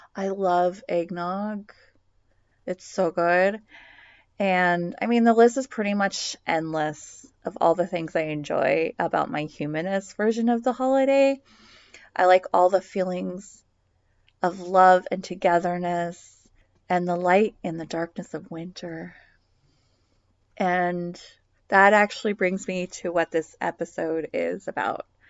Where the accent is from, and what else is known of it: United States